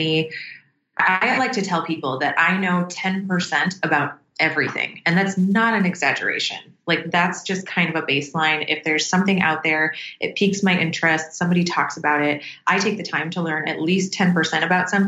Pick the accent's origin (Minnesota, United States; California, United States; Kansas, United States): Minnesota, United States; Minneapolis; where I was born and raised in Minneapolis, Minnesota